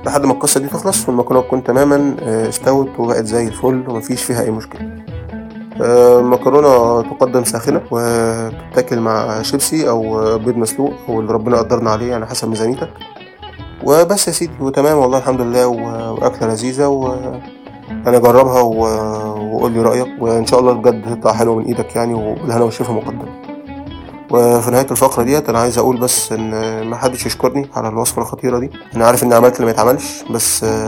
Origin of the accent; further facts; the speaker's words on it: Alexandria, Alexandria Governorate, Egypt; moved away; also born or lived in Asyut; أنا من إسكندرية